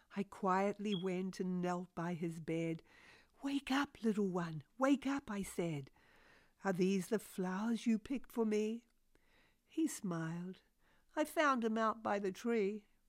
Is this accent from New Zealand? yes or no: yes; New Zealand; moved away as an adult; also born or lived in Australia; now in United States; I'm originally a New Zealander, although now a U S citizen